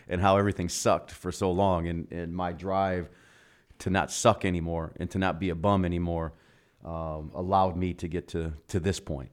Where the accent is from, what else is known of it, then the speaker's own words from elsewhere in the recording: Milwaukee, Wisconsin, United States; now in Arizona, United States; born and raised in Milwaukee